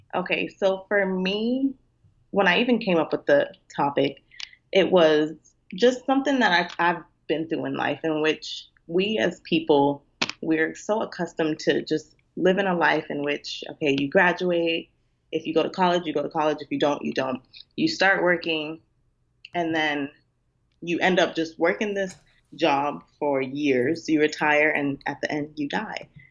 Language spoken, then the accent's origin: English; Nigeria; being Nigerian